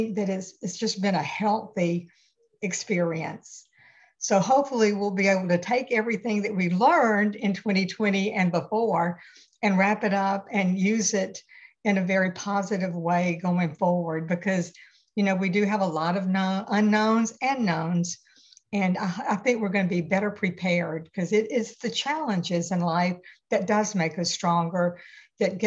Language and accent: English; Atlanta, Georgia, United States; moved away as an adult; now in Tybee Island, United States; I'm from Atlanta, grew up in Midtown.